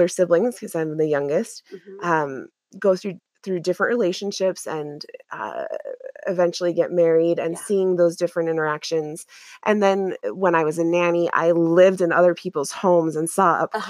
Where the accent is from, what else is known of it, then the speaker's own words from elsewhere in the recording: Utah, United States; moved away; also born or lived in Washington, D.C., United States / Boston, United States; I grew up in Utah, and many people were culturally pretty similar.